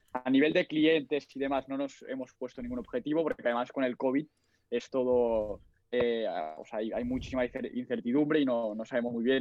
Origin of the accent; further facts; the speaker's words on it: Barcelona, Catalonia, Spain; tengo 20 años, a punto de hacer 21, soy de Barcelona